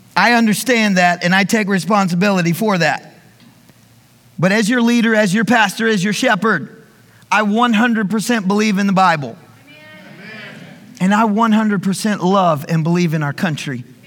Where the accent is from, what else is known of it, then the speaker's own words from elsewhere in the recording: the South, United States; I was raised in school in the South